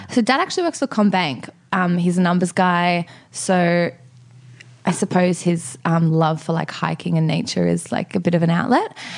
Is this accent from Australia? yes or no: yes; Sydney, New South Wales, Australia; I grew up in Maroubra on Maroubra Beach in the same place that my parents still live in now.